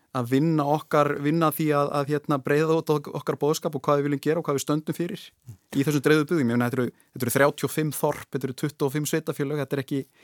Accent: Westfjords, Iceland; ég get sagt þetta sem í rauninni vestfyrðingur

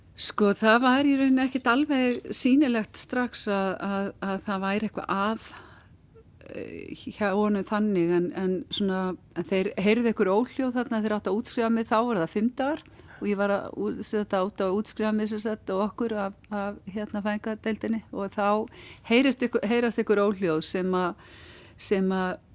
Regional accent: Akranes, Western Region, Iceland; ég er frá Akræðinsi

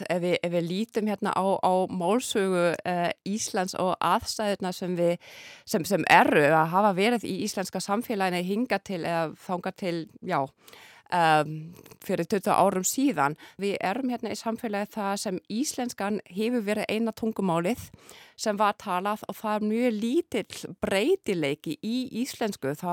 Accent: Berlin, Germany; Icelandic is a second language; ég er alveg upp í Berlín, það sem er ákveðna þjófælegshópar þarna þannig ég er bara til að vöna að hlusta á þýsku e, eh, talaða með tyrkneskum reym, arabískum reym og rúsneskum reym. Ég ólst upp þannig

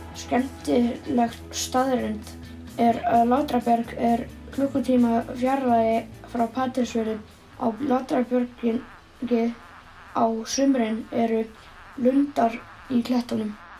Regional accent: Portugal; now in Patreksfjörður, Iceland; Ég er frá Portugal og á heima á Patræksjörði

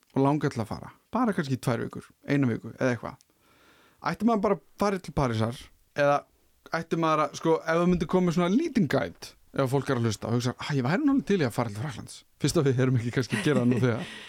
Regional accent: Iceland; sem Íslendingar

